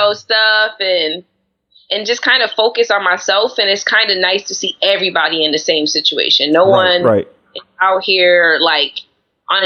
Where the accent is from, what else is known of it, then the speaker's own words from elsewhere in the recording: Syracuse, New York, United States; now in New York City, United States; I'm 28, born and raised in Syracuse, New York